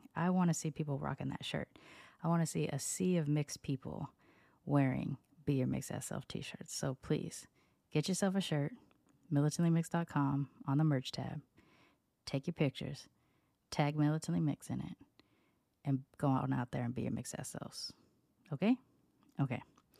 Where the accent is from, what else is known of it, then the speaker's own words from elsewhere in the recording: Long Beach, California, United States; also born or lived in Sacramento; And so even though I was born in Sacramento, I tell everybody I'm from Long Beach because that's kind of when my personality developed. I was living in North Long Beach on the border of Compton in the late 80s, early 90s.